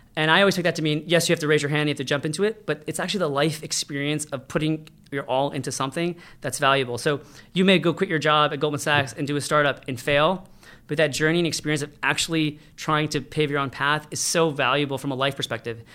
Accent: United States; I was born in America

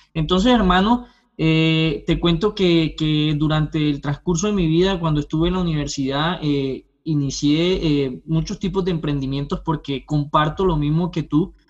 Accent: Colombia; moved away as an adult; now in Canada; soy colombiano, eh, estudié derecho, soy abogado en, Colombia, pero hace dos años llegué a este lindo país, a Canadá

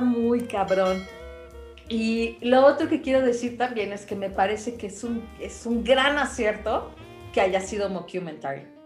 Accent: Mexico; somos México

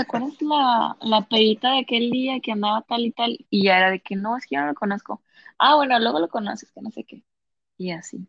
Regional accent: Lerdo, Durango, Mexico; accent: cantadito de laguna; moved away as an adult; now in Monterrey, Mexico; soy de Lerdo Durango la ciudad de los alacranes.

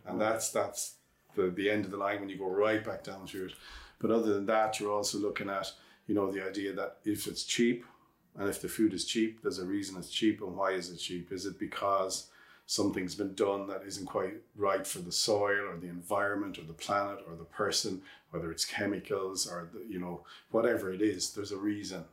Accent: Ireland

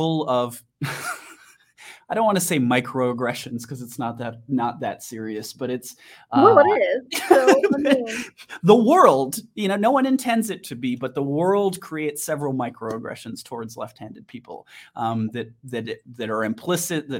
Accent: Wisconsin, United States; now in Denver, United States; growing up in Wisconsin, I know a lot about rural communities and drug problems

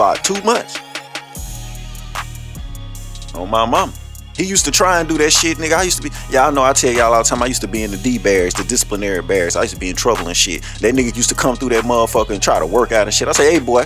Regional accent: Louisiana, United States; I'm from Louisiana

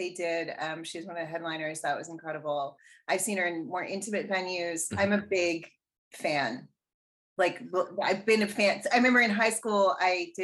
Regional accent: Canada; I'm Canadian

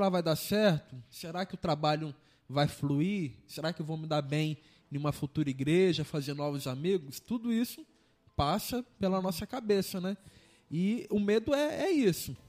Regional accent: São Mateus, Espírito Santo, Brazil; moved away as an adult; now in Linhares, Brazil; eu sou de São Mateus. Terra boa

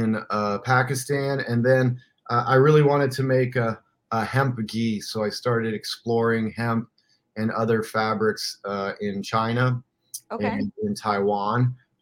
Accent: Iran; also born or lived in Middle East; I grew up in the Middle East, in Iran, and traveled the Middle East.

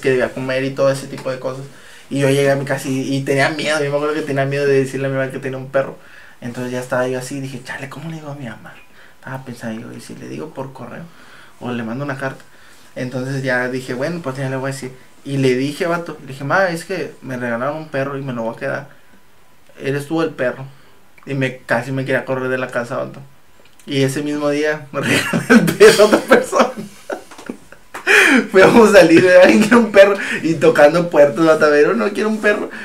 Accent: Reynosa, Tamaulipas, Mexico; nosotros somos de Reynosa y aquí en Reynosa Ah, llega a hacer mucho calor

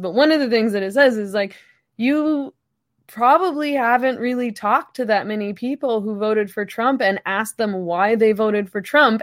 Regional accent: Canada

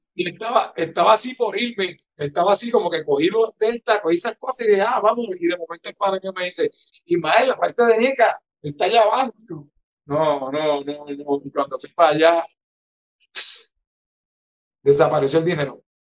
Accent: Ponce, Puerto Rico; yo soy de los Caobos, de Ponce en los Caobos

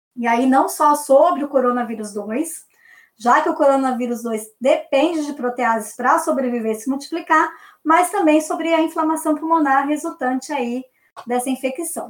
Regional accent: Brazil; a gente é brasileiro

